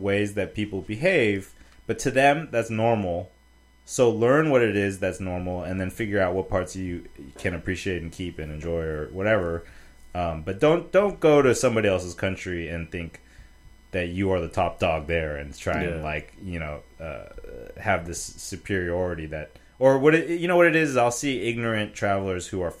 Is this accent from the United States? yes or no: yes; United States; I'm just American